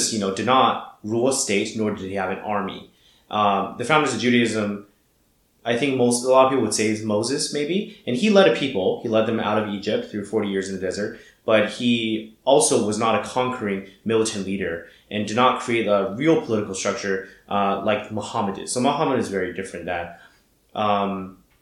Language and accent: English; Shanghai, China; I was born and raised in Shanghai